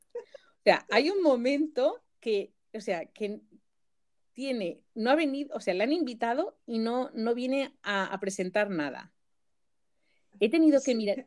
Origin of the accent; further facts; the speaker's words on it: Majorca, Balearic Islands, Spain; en mallorquín decimos gracias